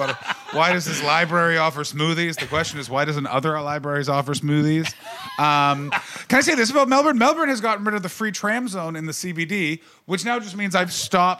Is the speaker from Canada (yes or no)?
yes; Canada; I'm from Canada.